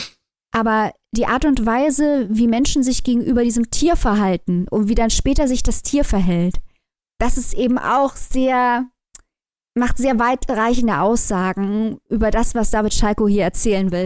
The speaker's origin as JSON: {"language": "German", "country": "Germany", "said": "wir als Deutsche"}